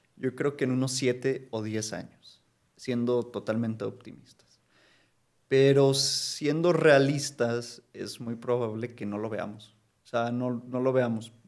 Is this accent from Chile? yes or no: no; Mexico; como mexicanos